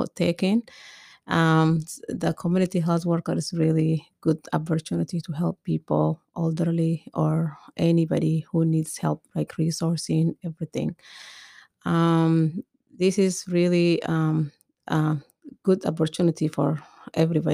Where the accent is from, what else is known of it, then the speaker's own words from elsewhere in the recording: Ethiopia; moved away as an adult; now in United States; I'm from Ethiopia. I came to the United States 10 years ago.